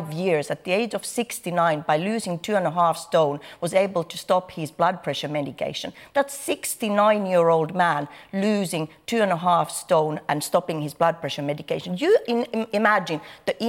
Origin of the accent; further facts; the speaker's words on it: Finland; moved away; I'm coming from a different culture, first of all. I'm coming from Finland, where children are weighed from the moment they are born